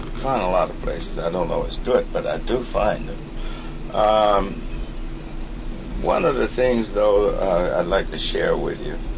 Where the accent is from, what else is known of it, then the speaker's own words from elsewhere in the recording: Mississippi, United States; I'm from Mississippi.